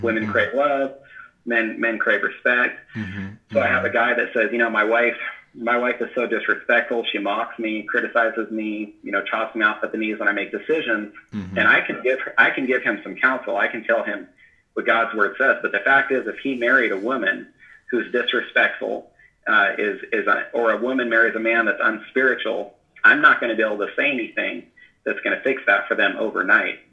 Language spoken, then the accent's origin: English; Northern California, United States; born or raised there; moved away as an adult; now in Washington, United States